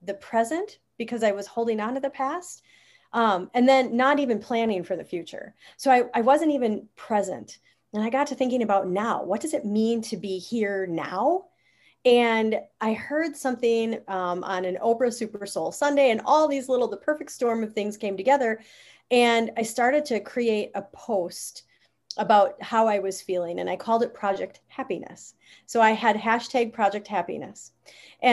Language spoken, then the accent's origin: English; Wisconsin, United States; I grew up in Wisconsin, so I'm a Wisconsinite.